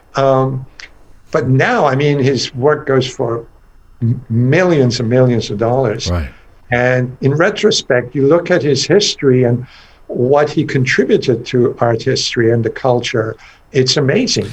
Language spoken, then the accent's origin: English; Iran; also born or lived in England; now in United States; growing up in Iran in a very conservative environment, you know, back in the 50s